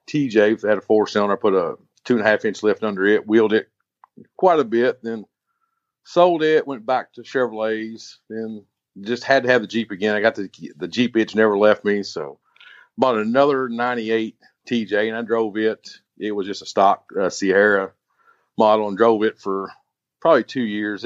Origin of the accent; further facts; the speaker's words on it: Kentucky, United States; I'm from Kentucky, been here my whole life